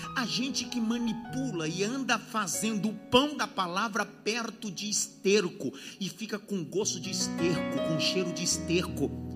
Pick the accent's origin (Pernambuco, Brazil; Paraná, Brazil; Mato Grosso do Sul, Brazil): Pernambuco, Brazil; Eu sou nordestino, eu sou pernambucano